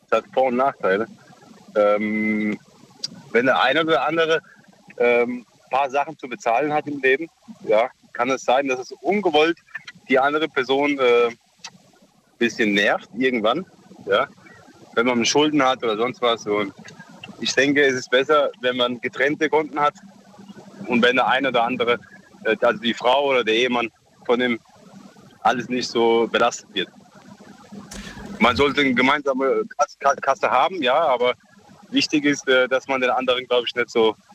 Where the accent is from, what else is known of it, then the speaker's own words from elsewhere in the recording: Mannheim, Baden-Württemberg, Germany; ich bin aus Mannheim.